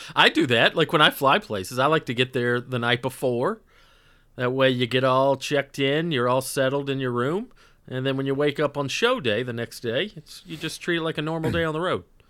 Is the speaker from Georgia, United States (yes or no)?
yes; North Georgia, United States; I just wasn't exposed to Indian food growing up in North Georgia